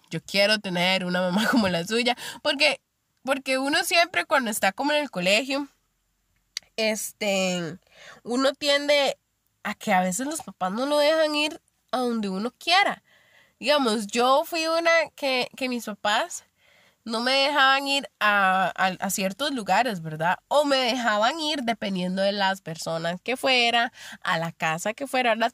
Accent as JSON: {"language": "Spanish", "region": "Limón", "country": "Costa Rica", "moved": "as an adult", "said": "Yo soy de Limón y me fui a vivir hacia la abuela"}